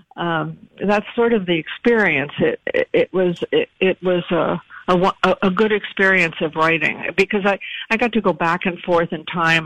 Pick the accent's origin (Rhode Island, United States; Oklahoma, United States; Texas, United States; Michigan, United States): Rhode Island, United States; Providence; I was born in Providence